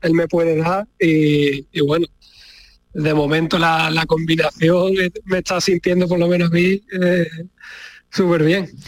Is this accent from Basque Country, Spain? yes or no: no; Ceuta, Spain; moved away; ¿Cómo anda Redru por allí, por mi tierra?